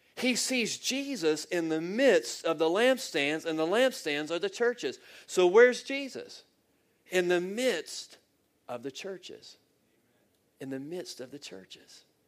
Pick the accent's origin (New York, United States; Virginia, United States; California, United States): Virginia, United States; I'm from Virginia and I live about two hours south of Washington, D.C.